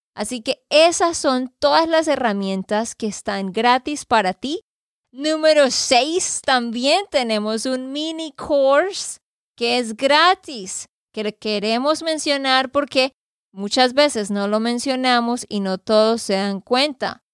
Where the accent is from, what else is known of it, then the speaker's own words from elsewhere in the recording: Santander, Colombia; de Santander, Colombia